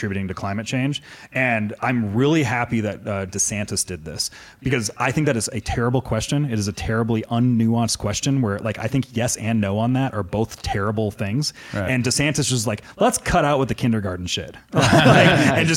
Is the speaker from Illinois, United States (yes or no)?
no; New Jersey, United States; I'm from New Jersey